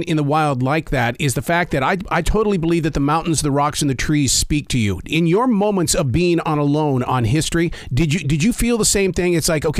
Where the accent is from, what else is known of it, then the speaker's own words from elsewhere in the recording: Montana, United States; now in Carolina, United States; I'm from Montana. I know that mountain range.